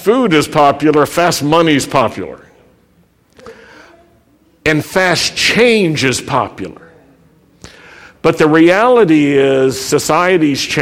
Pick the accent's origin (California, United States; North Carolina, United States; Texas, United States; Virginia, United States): Virginia, United States; Roanoke; I grew up in Roanoke, Virginia, where anti-Semitism and racism were a part of everyday life